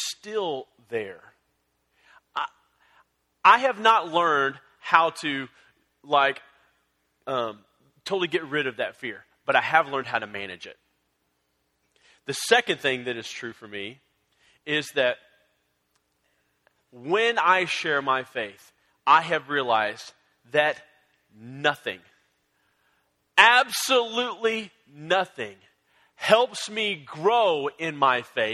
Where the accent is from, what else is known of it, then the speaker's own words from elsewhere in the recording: San Antonio, Texas, United States; I grew up in San Antonio